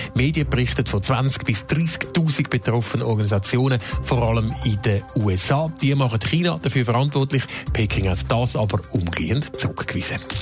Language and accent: German; Switzerland; bei uns in der Schweiz